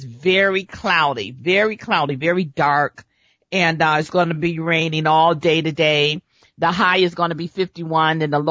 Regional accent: Chicago, Illinois, United States; moved away; when I was growing up in Chicago

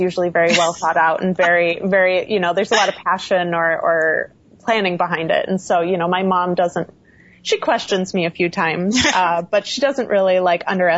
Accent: Midwest, United States; moved away as an adult; now in Los Angeles, United States; I grew up in the Midwest

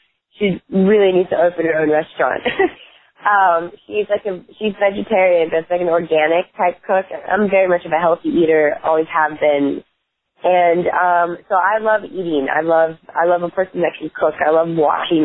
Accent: North Myrtle Beach, South Carolina, United States; I am from North Myrtle Beach, by the way, which is a lot more classier. Myrtle Beach was our rivals in school

